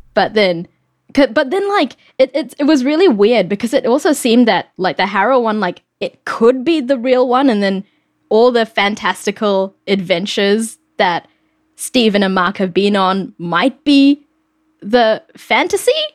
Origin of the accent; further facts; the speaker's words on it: New Zealand; moved away as an adult; now in United States; I grew up in New Zealand, and I moved to the US about eight years ago